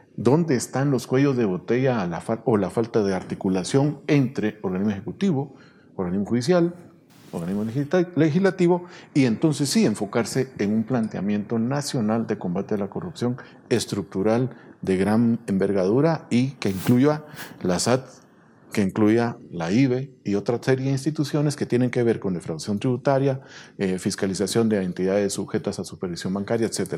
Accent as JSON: {"language": "Spanish", "country": "Guatemala", "said": "como guatemaltecos"}